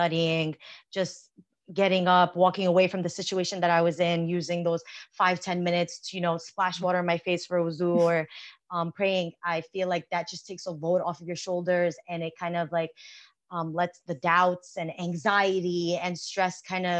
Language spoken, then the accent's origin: English; United States; born or raised there